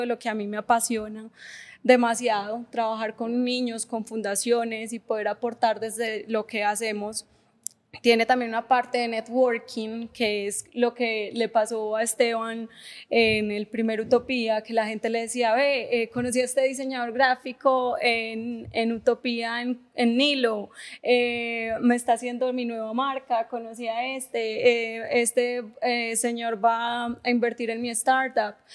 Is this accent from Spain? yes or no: no; Paisa, Antioquia, Colombia; yo soy paisa, pues repaisa